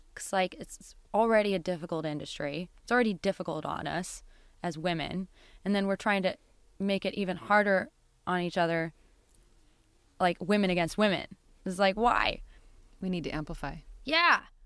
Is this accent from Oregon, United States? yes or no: yes; Bend, Oregon, United States; now in Seattle, United States; I grew up in Bend, and eh, which is the desert